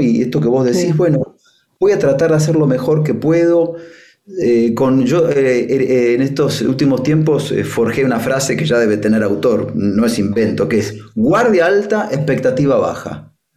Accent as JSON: {"language": "Spanish", "country": "Argentina", "tie": "born or raised there", "also_born_or_lived": "Spain", "moved": "yes", "said": "me crié parte en Argentina, parte en España"}